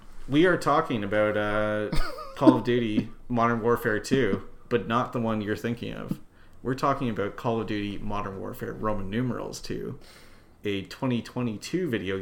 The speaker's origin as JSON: {"language": "English", "country": "Canada", "said": "I'm the commander. I'm from Canada."}